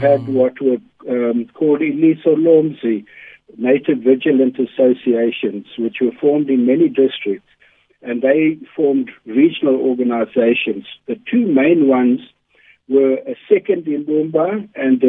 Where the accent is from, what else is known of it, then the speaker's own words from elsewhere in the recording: Komani, Eastern Cape, South Africa; moved away as an adult; also born or lived in Stellenbosch / Cambridge; I grew up in Komani